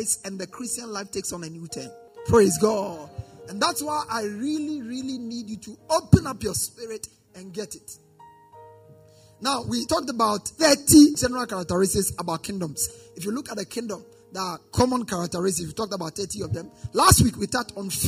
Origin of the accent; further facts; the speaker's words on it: Ghana; as a Ghanaian citizen